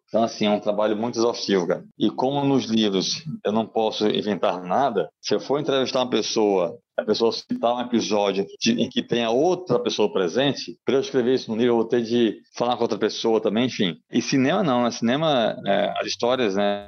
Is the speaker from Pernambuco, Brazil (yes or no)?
yes; Recife, Pernambuco, Brazil; Eu sou do Recife.